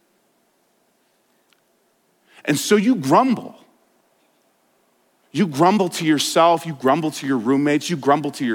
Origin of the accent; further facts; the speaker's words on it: Denver, Colorado, United States; I grew up in Denver. Grew up a city boy